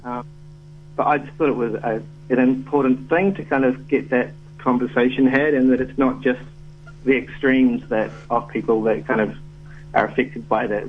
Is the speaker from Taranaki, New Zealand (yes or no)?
yes; New Plymouth, Taranaki, New Zealand; growing up in New Zealand, I grew up in um, New Plymouth